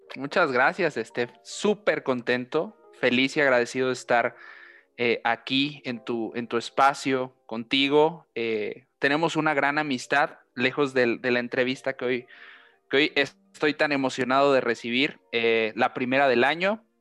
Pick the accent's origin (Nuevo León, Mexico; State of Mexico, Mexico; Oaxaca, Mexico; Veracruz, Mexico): Veracruz, Mexico; Xalapa; moved away as an adult; also born or lived in Pachuca, Hidalgo; now in Hidalgo, Mexico; yo nací en la ciudad de Pachuca, Hidalgo, al centro eh, del país, al centro muy cerca de la Ciudad de México. Eh, desde muy pequeño, a los siete años, eh, por cuestiones familiares, tuvimos que irnos al estado de Veracruz. Viví también en, la capital este, veracruzana, en Jalapa. Estuve por allá 20 años